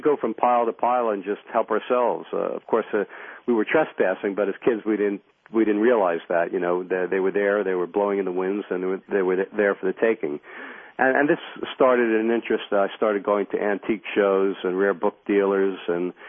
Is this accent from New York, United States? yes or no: yes; New York, United States; I grew up in New York